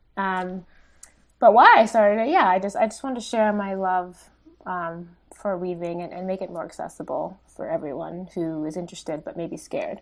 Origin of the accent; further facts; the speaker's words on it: West Grove, Pennsylvania, United States; also born or lived in Italy / South Philadelphia; I grew up in Pennsylvania, a rural town, um, called West Grove